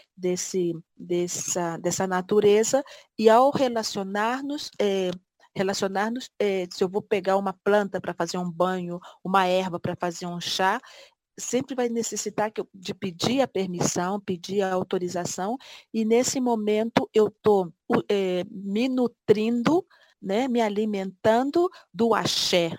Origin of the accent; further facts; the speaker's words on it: Brazil; moved away; fora do meu país, fora do Brasil